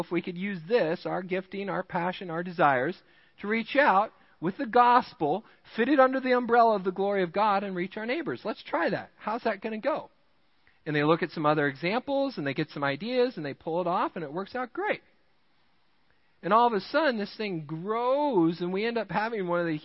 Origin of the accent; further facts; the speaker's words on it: Rochester, Minnesota, United States; now in Midland, United States; I grew up in Rochester, Minnesota, the home of Mayo Clinic